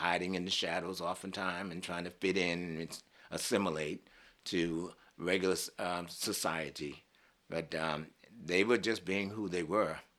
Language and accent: English; Boston, Massachusetts, United States; Growing up in Boston